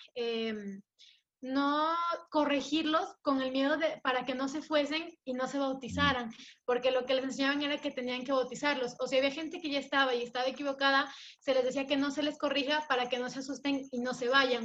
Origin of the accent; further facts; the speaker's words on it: Ecuador; moved away as an adult; now in Mexico; soy ecuatoriana